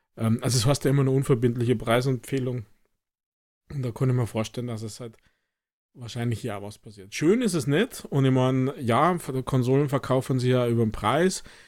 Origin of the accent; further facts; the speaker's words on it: Germany; bei uns in Deutschland